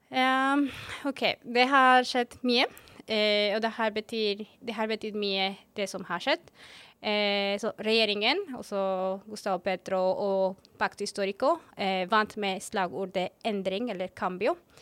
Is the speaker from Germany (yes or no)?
no; Bogotá, Colombia; Norwegian is a second language; moved away as an adult; also born or lived in Barcelona, Spain / Bergen, Norway; now in Oslo, Norway; jeg kommer opprinnelig fra Colombia. Eh, fra Colombias hovedstad, som er nemlig Bogotá